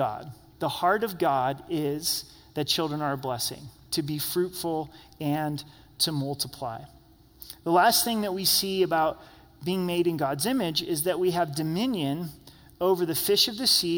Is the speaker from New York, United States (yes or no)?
no; Southern Oregon, United States; I grew up in Southern Oregon